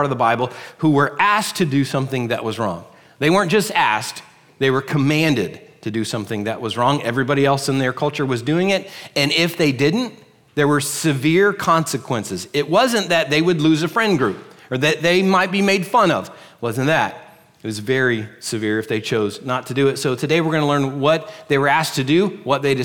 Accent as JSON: {"language": "English", "region": "Pennsylvania", "country": "United States", "also_born_or_lived": "Virginia / Orlando, Florida", "moved": "yes", "lives_now": "Florida, United States", "said": "We're originally from Pennsylvania, and we went to church with these folks"}